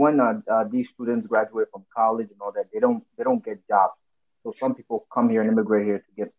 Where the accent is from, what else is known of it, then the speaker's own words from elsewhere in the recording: Ghana; now in United States; I'm from Ghana